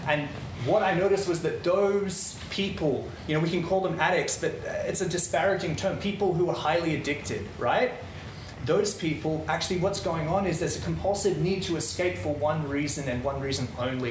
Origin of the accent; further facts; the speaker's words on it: Netherlands; moved away; I grew up in Holland